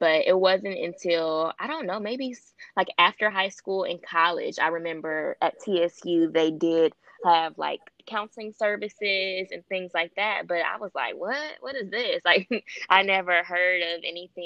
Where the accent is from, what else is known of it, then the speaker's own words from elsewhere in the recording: Detroit, Michigan, United States; I am from Detroit, Michigan, born and raised